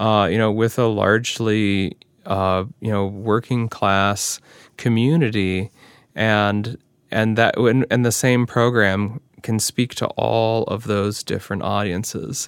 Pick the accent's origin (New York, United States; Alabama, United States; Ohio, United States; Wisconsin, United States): Ohio, United States; Cleveland; now in Upper Midwest, United States; I grew up near Cleveland